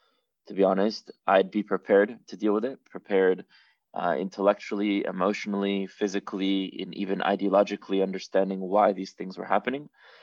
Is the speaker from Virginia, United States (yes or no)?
no; Miami, Florida, United States; And so I grew up basically in the diaspora, but at a very early age when I was growing up in Miami, at the age of five, I sort of came across a sort of identity crisis, I would say.